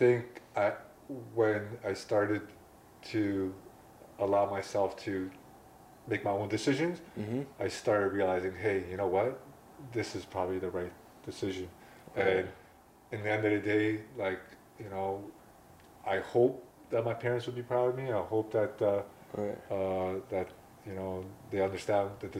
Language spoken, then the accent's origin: English; Toronto, Ontario, Canada; also born or lived in Serbia; We grew up all over Toronto